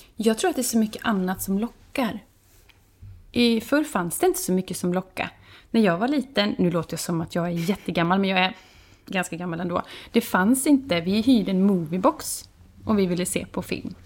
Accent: Vara, Västra Götaland, Sweden; moved away as an adult; now in Båstad, Sweden; vi kommer ju från eh, Vara som ligger mitt in i landet på Västgötaslätta. Mm. Så där bodde jag i 36 år

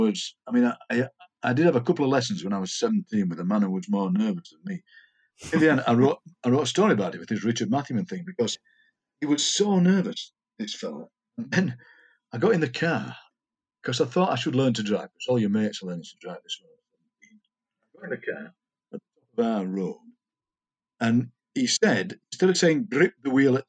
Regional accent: Darfield, Yorkshire and the Humber, United Kingdom; born or raised there; accent: Yorkshire

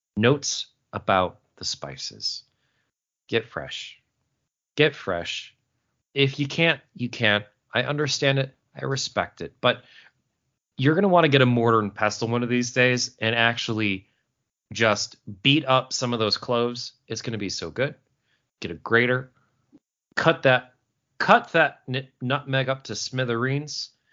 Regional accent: Syracuse, New York, United States; That is the Syracuse, New York, uh, area code, my hometown, uh, where I was born and raised.

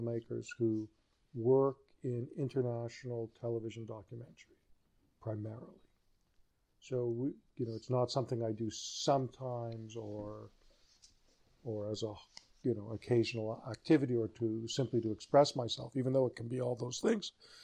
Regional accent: Canada; I wasn't born here, but I was raised here. I've been here since I was an infant

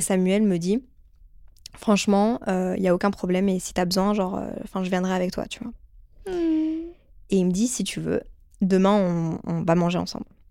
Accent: Brussels, Brussels-Capital Region, Belgium; je viens de Bruxelles de base

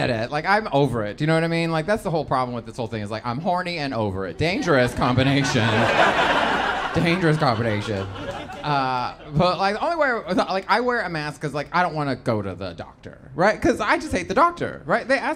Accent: Texas, United States; I'm from Texas

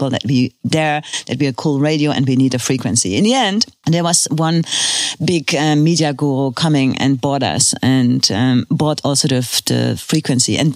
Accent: Cologne, North Rhine-Westphalia, Germany; English is a second language; And I came from Cologne and there was everything organized, you know

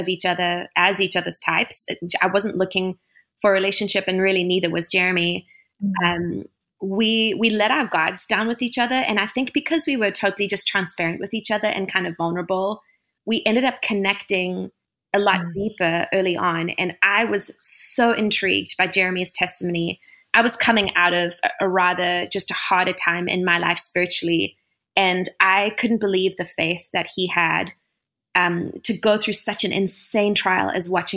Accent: South Africa; moved away as an adult; now in United States; So I was born and raised in South Africa, and I came over to America for music.

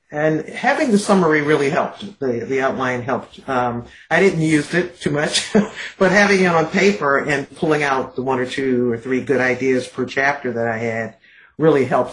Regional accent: Detroit, Michigan, United States; growing up in Detroit

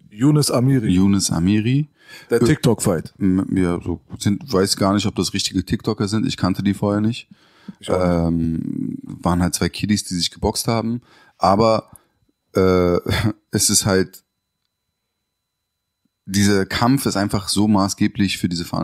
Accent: Berlin, Germany; born there; Ich bin ja in Berlin auch geboren.

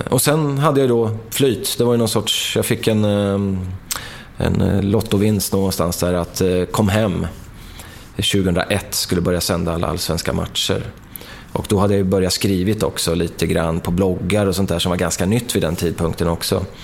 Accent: Markbacken, Örebro County, Sweden; Så, ja, när jag växte upp i Markbacken så var det ju liksom, många av mina polare gillar ju hårdrock

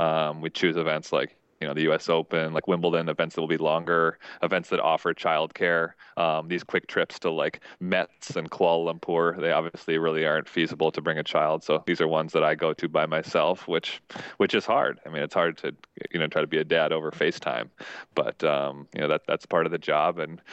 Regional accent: Minnesota, United States; I never actually even had the goal of being a pro tennis player. I came from Minnesota. I played Division III tennis.

